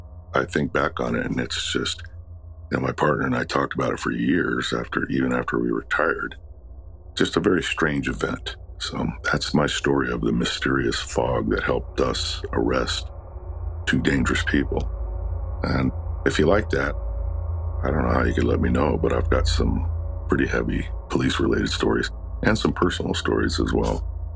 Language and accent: English; Los Angeles, California, United States; and I was born and raised in Los Angeles, and it's not known for heavy fog